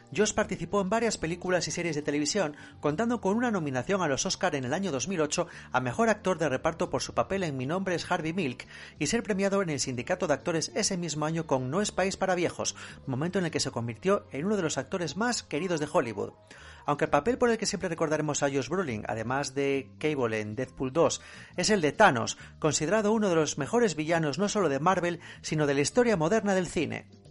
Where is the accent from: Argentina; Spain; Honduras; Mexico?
Spain; a nosotros como españoles